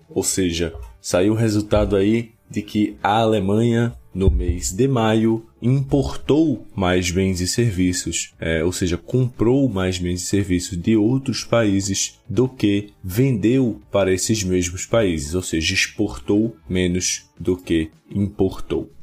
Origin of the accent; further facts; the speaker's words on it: Brazil; nós brasileiros